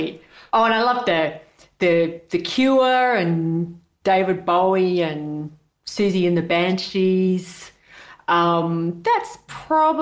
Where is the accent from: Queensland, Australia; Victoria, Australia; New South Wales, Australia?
New South Wales, Australia; Sydney; I grew up in Sydney